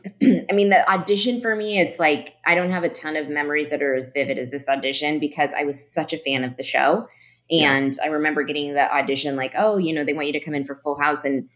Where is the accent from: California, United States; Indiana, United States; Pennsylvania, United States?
California, United States; San Francisco; I grew up in San Francisco